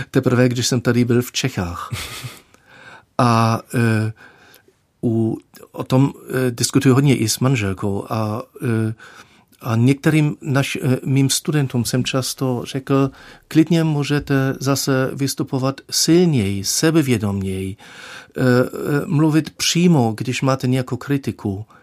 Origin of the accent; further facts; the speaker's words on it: Germany; Czech is a second language; já jsem se učil opravdu, jak jsem říkal, když mi bylo 37, jsem začal se učit češtinu